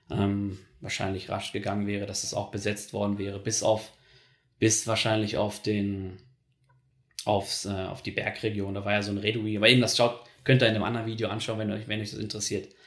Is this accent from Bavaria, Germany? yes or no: no; North Rhine-Westphalia, Germany; ich komme ja aus NRW, aus Nordrhein-Westfalen, das ist in der Nähe von den Niederlanden